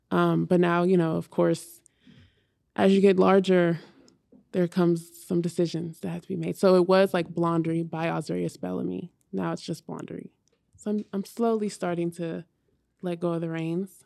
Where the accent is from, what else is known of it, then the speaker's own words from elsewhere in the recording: Hayward, California, United States; now in New York, United States; I grew up in Hayward, California, so it's right next to Oakland